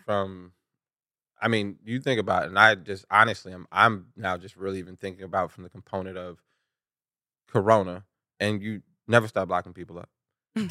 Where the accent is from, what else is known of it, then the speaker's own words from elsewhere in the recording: Chicago, Illinois, United States; growing up in Chicago